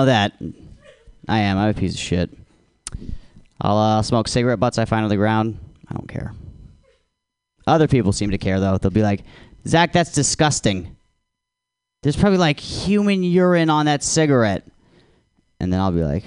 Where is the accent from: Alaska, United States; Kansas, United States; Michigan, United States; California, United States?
Alaska, United States; I'm from Alaska